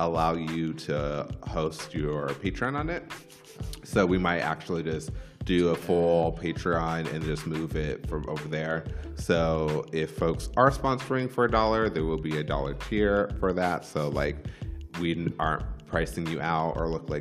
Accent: California, United States; we grew up in California.

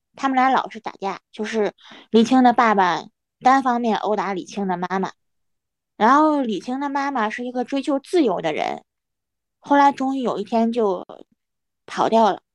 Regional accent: Hebei, China; 我是来自河北的

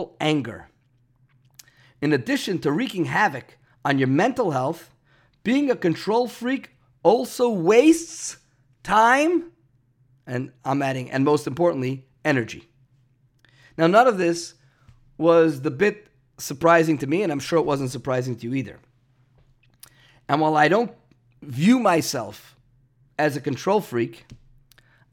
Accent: New York City, New York, United States; Growing up in Brooklyn

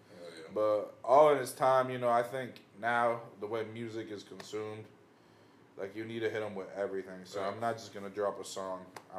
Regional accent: Venezuela; English is a second language; now in United States; when I came here, there wasn't really no role models. It's like, yo, I came from Venezuela

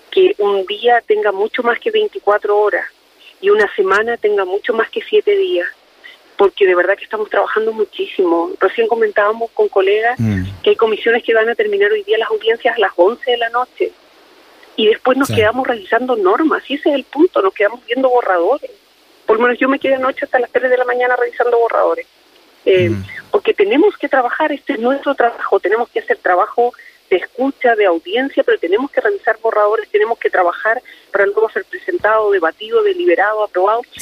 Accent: Biobío, Chile; Yo soy un habitante del Bío, mi corazón está aquí, mi vida está acá.

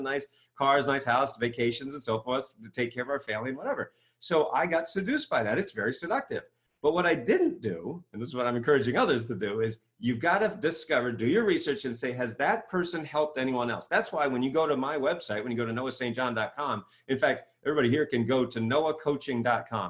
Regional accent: Maine, United States; moved away as an adult; now in Ohio, United States; I grew up in Maine

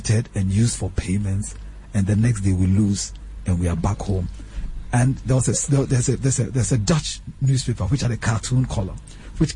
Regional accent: Ghana; we're from Ghana

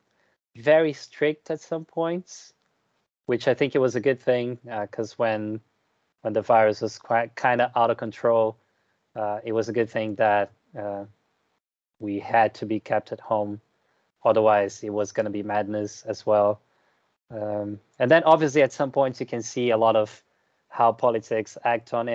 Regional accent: Brazil; moved away as an adult; now in United Kingdom; I am from Brazil

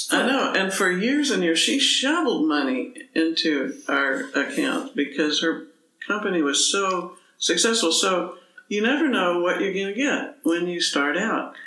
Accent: Dallas, Texas, United States; I was growing up in Dallas

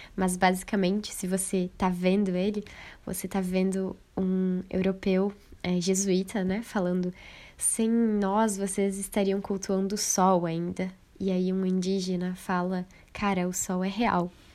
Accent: Brazil; ainda me orgulho muito em dizer que eu sou latina

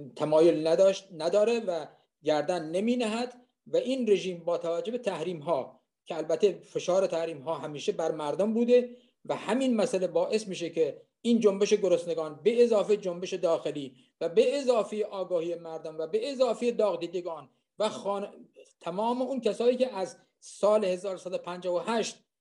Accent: Khuzestan, Iran; moved away; من خوزستانی هستم

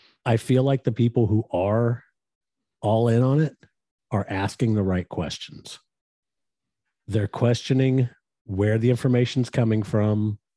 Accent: West Texas, United States; we grew up in West Texas

